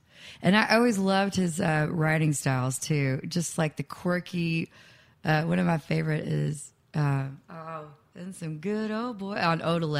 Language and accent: English; Nashville, Tennessee, United States; I grew up here in Nashville, and I loved Nashville, but I also hated it.